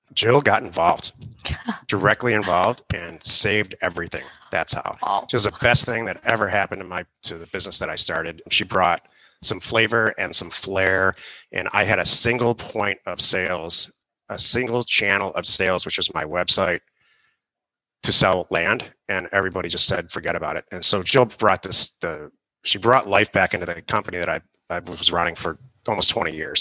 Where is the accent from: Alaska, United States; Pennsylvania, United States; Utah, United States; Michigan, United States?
Michigan, United States; Detroit; also born or lived in California; now in Arizona, United States; I'm from Detroit